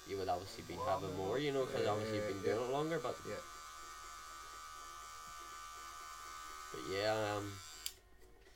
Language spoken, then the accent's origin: English; Ballyclare, Northern Ireland, United Kingdom; also born or lived in Glengormley; I moved from Glengormley to Ballyclare